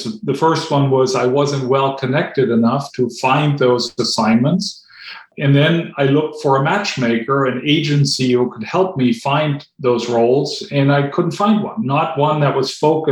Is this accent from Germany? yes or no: yes; Germany; English is a second language; moved away as an adult; also born or lived in North Carolina; now in United States; I grew up in Germany, and when I was 16, I wanted to go abroad for a year and spend a year in North Carolina